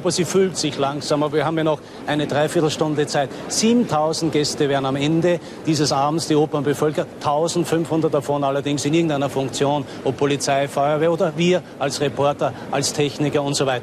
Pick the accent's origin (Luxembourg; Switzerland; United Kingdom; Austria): Austria; Carinthia; now in Vienna, Austria; Es ist ein bisschen mehr los wie bei uns zu Hause in Kärnten.